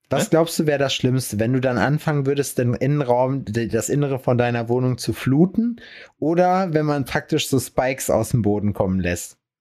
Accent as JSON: {"language": "German", "town": "Lüdenscheid", "region": "North Rhine-Westphalia", "country": "Germany", "tie": "born or raised there", "moved": "yes", "said": "bei uns in Lüdenscheid in der Heimat."}